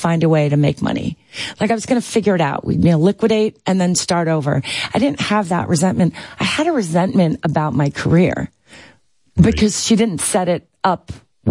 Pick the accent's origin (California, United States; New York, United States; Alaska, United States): New York, United States; I was from New York. I wasn't an LA hire